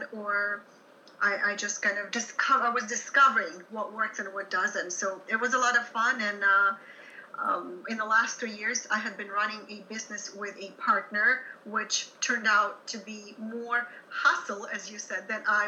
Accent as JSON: {"language": "English", "country": "Ukraine", "second_language": "English", "moved": "as an adult", "said": "I'm originally from Soviet Ukraine, and I was trained as a music teacher there"}